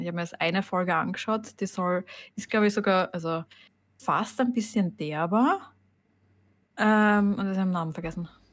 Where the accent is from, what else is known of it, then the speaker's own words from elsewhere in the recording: Styria, Austria; also born or lived in Carinthia; wir in der Steiermark